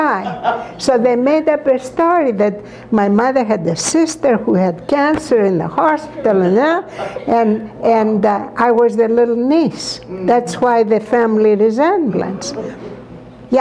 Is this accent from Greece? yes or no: yes; Larissa, Thessaly, Greece; not too far from Larissa, my hometown.